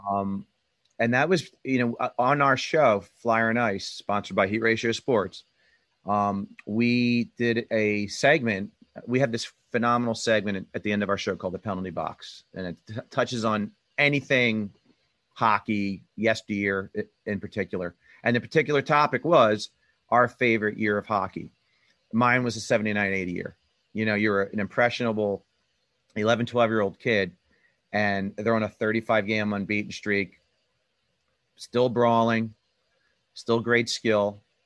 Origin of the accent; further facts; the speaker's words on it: Southampton, Pennsylvania, United States; I'm uh, from the Philadelphia area, uh, Bucks County, suburb of Philadelphia. called Southampton.